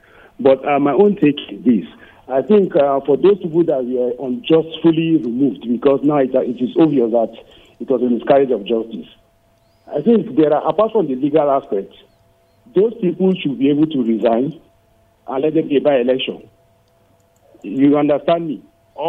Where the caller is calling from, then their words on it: Rayfield, Plateau, Nigeria; I'm calling from Rayfield.